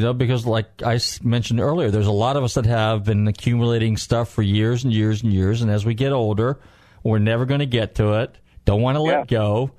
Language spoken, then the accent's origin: English; Northern California, United States; now in Florida, United States; I'm a California kid to begin with. I'm from Northern Cal